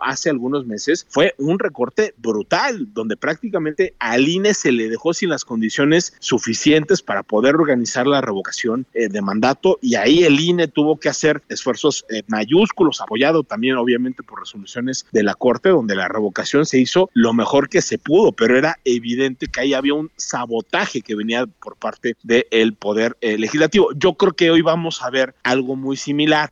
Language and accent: Spanish; Mexico; como sociedad mexicana